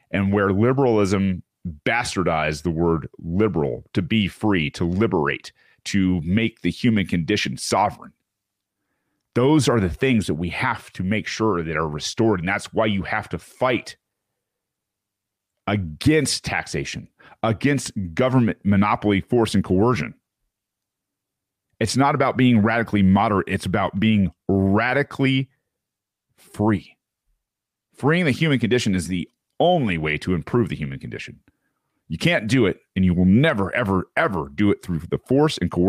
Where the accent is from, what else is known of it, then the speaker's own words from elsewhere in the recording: San Francisco, California, United States; This is my hometown. I think it's very special. San Francisco used to mean something, it stood for something. I was proud to be from here.